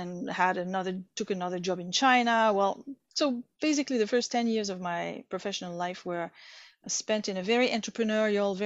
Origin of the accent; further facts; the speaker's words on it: Bordeaux, Nouvelle-Aquitaine, France; moved away as an adult; also born or lived in Vietnam; I studied in France in my hometown, Bordeaux, political science